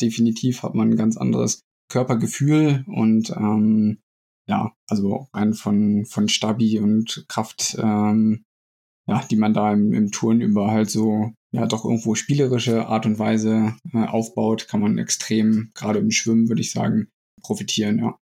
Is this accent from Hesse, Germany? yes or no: no; Lehrte, Lower Saxony, Germany; moved away as an adult; also born or lived in Hildesheim / Saarbrücken; ansonsten komme ich aus Niedersachsen, bin in Hildesheim geboren, Lehrte aufgewachsen